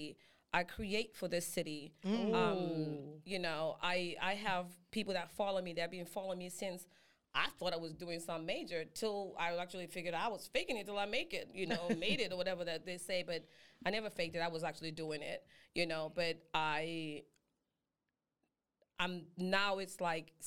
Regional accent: Zimbabwe; now in Atlanta, United States; I was born in Zimbabwe and I was groomed in Atlanta.

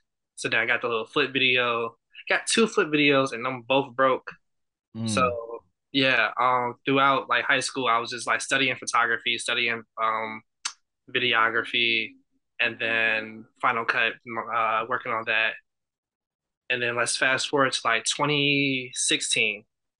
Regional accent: Chicago, Illinois, United States; Yes, I'm from Chicago. But I was raised in Chicago, sort of, but I like moved around a lot.

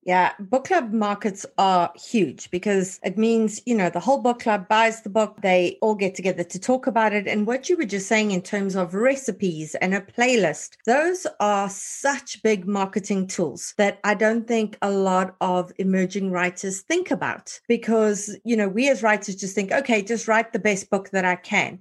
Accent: South Africa; as a South African

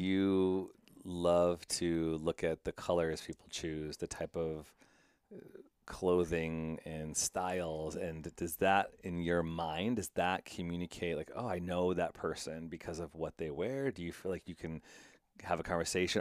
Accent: Midwest, United States; growing up in the Midwest

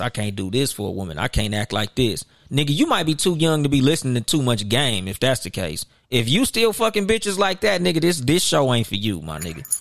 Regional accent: Southern California, United States; I'm from Southern California.

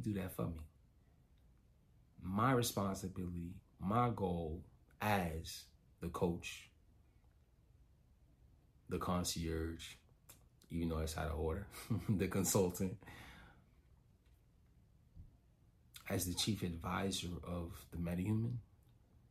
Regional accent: Chicago, Illinois, United States; I'm from Chicago

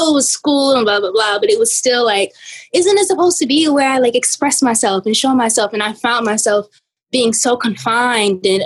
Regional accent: East Orange, New Jersey, United States; Um, and I'm from East Orange, New Jersey.

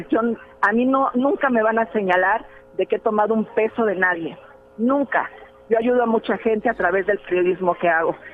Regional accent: Mexico City, Mexico; Yo soy de la Ciudad de México.

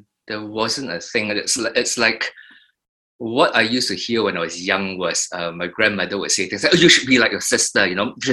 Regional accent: Singapore; moved away; we moved from Queenstown to Thompson Hills in the early 70s

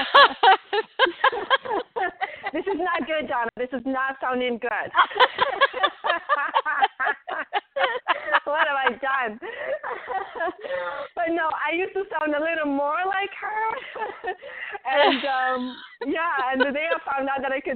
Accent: Tangier, Tanger-Tetouan-Al Hoceima, Morocco; moved away as an adult; now in Raleigh, United States; I grew up in Tangier, Morocco, born and raised.

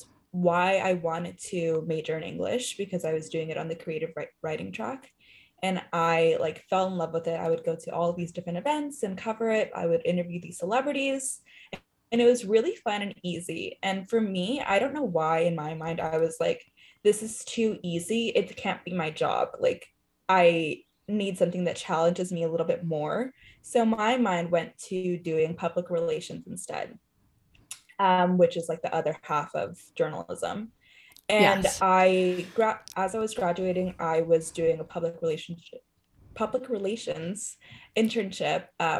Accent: Whittier, California, United States; moved away as an adult; now in New York, United States; So I am, like, from the Whittier area. Okay. I went to school there. I really grew up there, and that's where my parents live currently.

